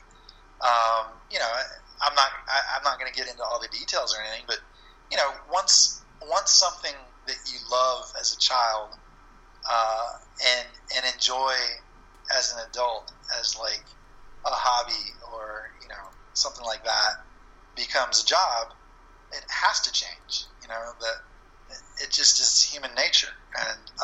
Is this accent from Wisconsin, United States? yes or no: no; Florida, United States; the comic book store in my town where I grew up in Florida didn't have them